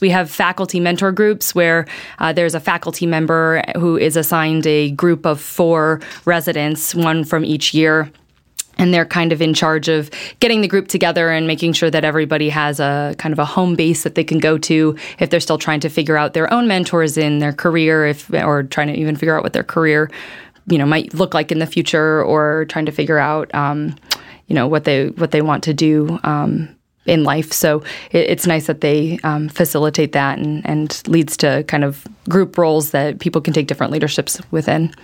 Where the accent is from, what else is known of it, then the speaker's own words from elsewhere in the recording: Chicago, Illinois, United States; moved away as an adult; now in Atlanta, United States; I'm originally from Chicago. My whole family is there